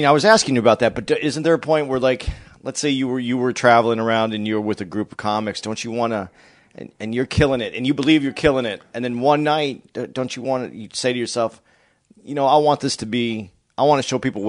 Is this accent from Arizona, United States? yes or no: yes; Phoenix, Arizona, United States; Now, I grew up in Phoenix